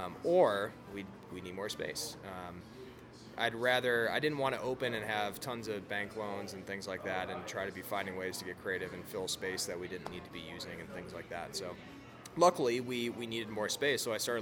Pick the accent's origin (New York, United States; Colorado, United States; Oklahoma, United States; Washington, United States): Colorado, United States; people find out that I'm from Colorado at breweries